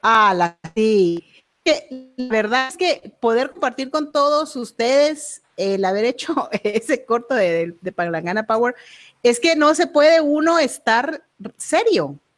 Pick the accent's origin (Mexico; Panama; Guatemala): Guatemala; así somos los guatemaltecos